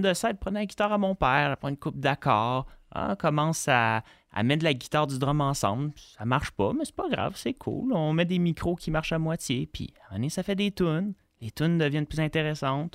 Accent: Montreal, Quebec, Canada; born or raised there

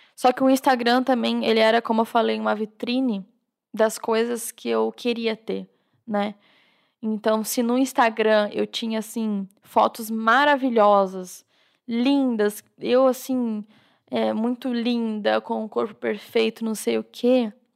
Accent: Jaraguá do Sul, Santa Catarina, Brazil; also born or lived in Guaramirim; eu sou catarinense, é, na, nasci em Guaramirim, uma cidadezinha bem perto de Jaraguá do Sul, ali de Joinville, e quando era bem pequenininha me mudei para Jaraguá do Sul, né, com seis meses.

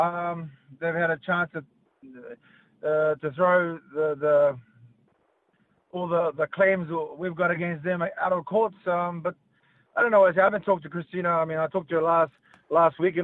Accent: New Zealand; now in Sydney, Australia; I was born in New Zealand here, and I'm a Kiwi

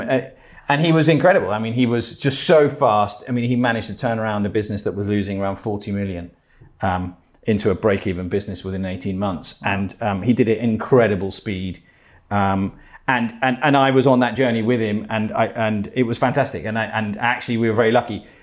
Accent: Spain; moved away; also born or lived in Menorca / England; I'm Spanish. I was born in Menorca. Um, I grew up in Spain, but um, from an English mum and a Spanish father

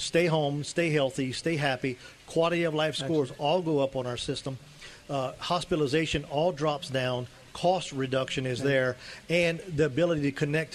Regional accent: Louisiana, United States; I'm from Louisiana

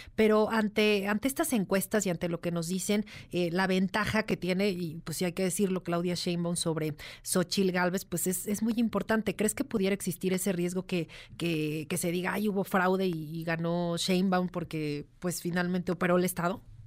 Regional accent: Mexico; como mexicanos

